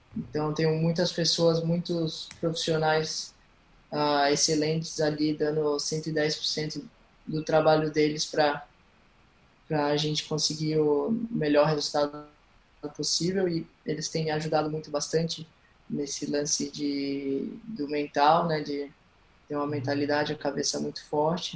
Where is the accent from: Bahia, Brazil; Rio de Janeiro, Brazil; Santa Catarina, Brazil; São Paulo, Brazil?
Santa Catarina, Brazil; Florianópolis; also born or lived in Recife, Pernambuco; E quando eu tinha 9 anos de idade, a gente se mudou para o sul, a Florianópolis